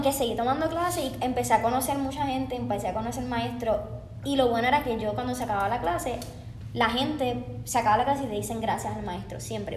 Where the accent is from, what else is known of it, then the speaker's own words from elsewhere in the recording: Puerto Rico; moved away as an adult; now in Los Angeles, United States; yo soy de Puerto Rico